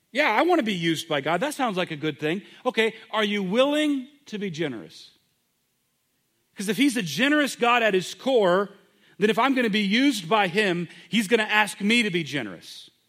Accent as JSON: {"language": "English", "country": "United States"}